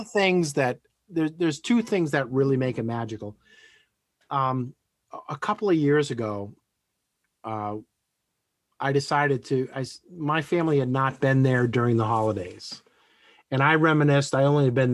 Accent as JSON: {"language": "English", "region": "Western Massachusetts", "country": "United States", "tie": "born or raised there", "said": "I grew up in Western Massachusetts"}